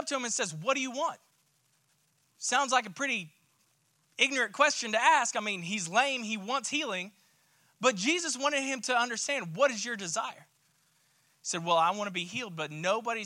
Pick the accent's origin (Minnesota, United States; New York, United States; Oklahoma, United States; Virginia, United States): Oklahoma, United States; Tulsa; moved away; I was born and raised in Tulsa, Oklahoma